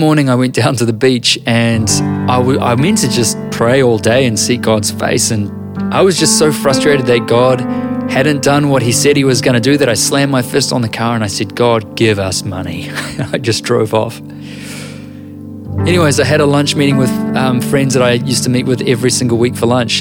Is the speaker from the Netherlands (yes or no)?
no; New Zealand; I'm a writer and an author from Aotearoa, New Zealand.